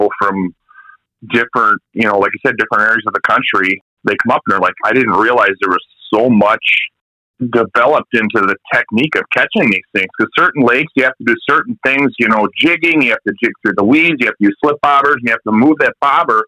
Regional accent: La Crosse, Wisconsin, United States; I grew up in La Crosse, Wisconsin

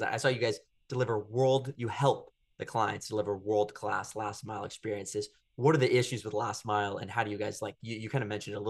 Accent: San Francisco, California, United States; I'm from San Francisco

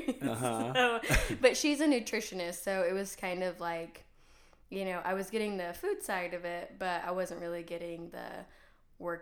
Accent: Dalhart, Texas, United States; now in College Station, United States; I'm from Dalhart, Texas, so 10 hours north of here. Really far from home

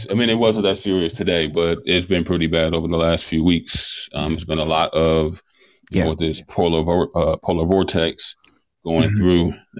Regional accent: Milwaukee, Wisconsin, United States; You know, I think Milwaukee gets a bad rep. We're in Wisconsin, or I'm in Wisconsin.

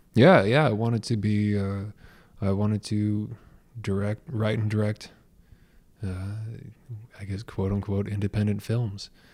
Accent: Portland, Oregon, United States; also born or lived in Los Angeles / St. Petersburg, Florida; now in Detroit, United States; I'm originally from the Pacific Northwest in the Portland, Oregon area

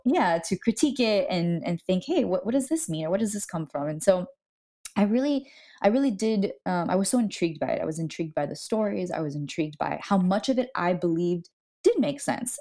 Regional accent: Miami, Florida, United States; moved away; I was born and raised in Miami

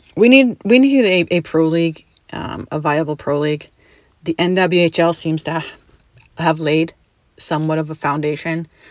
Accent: Canada; now in United States; I was born and raised in Canada.

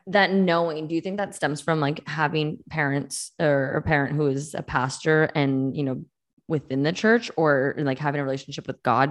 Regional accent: Massachusetts, United States; I grew up in Mass

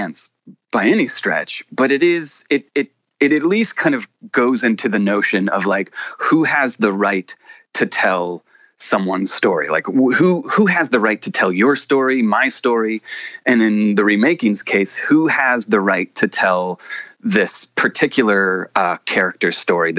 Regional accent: the South, United States; I grew up in the South

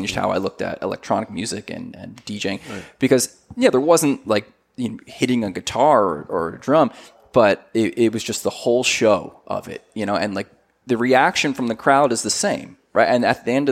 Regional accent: New Jersey, United States; moved away as an adult; also born or lived in California; I grew up in New Jersey, and at that point, 10th grade, I was like, I want out of here

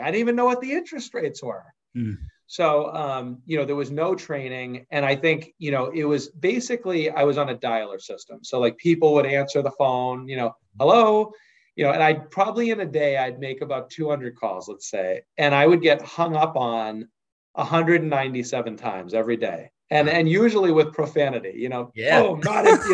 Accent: Wenham, Massachusetts, United States; I grew up on the North Shore, a small place called Wenham, Massachusetts.

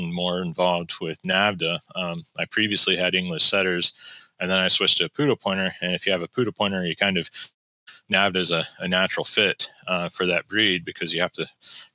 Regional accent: West Virginia, United States; now in North Carolina, United States; I grew up in West Virginia

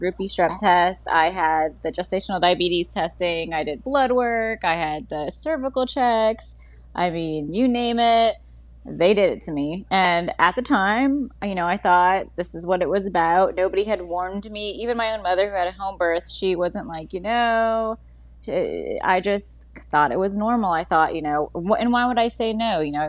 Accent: Pennsylvania, United States; also born or lived in Florida / Mississippi / Louisiana; let's see, I was born in Pennsylvania, raised there for a few years. I lived in Florida, Mississippi, Louisiana.

